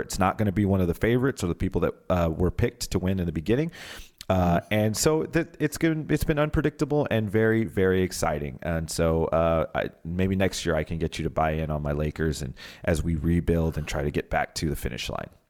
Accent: Pomona, California, United States; I was born in Pomona, California

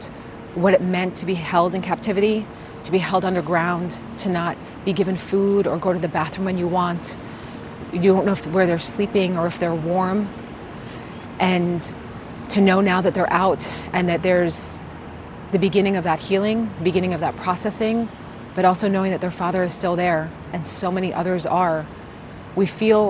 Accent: United States; moved away as an adult; now in Israel; growing up in the United States and even living here for the last 9 years

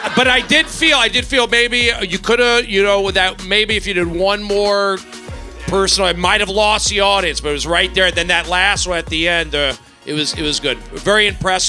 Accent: Los Angeles, California, United States; also born or lived in Simi Valley; I'm from this area.

